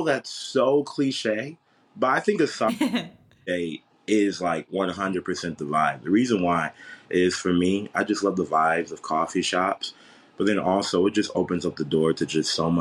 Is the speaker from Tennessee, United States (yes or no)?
no; San Antonio, Texas, United States; moved away as an adult; now in Waxahachie, United States; So I'm originally from San Antonio, Texas.